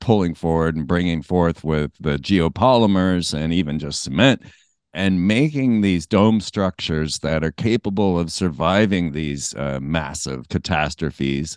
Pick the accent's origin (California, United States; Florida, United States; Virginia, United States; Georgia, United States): Florida, United States; I grew up in Florida too.